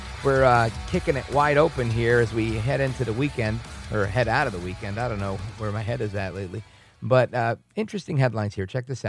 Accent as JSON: {"language": "English", "country": "United States", "also_born_or_lived": "New York", "said": "my bias as an American."}